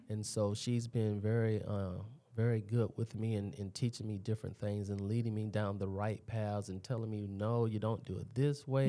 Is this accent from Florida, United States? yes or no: yes; Daytona Beach area, Florida, United States; also born or lived in Washington, D.C.; when I came down here, I was a young kid, and I actually went to Tamoka Elementary